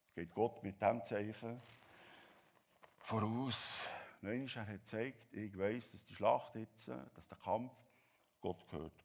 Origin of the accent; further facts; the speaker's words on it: Switzerland; als Schweizer